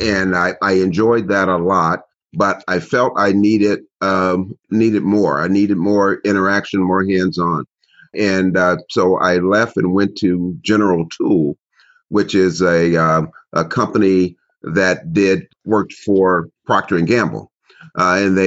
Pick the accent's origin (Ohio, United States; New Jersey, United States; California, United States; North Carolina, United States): Ohio, United States; Cincinnati; I grew up in Cincinnati, Ohio, and Cincinnati is a very, very old city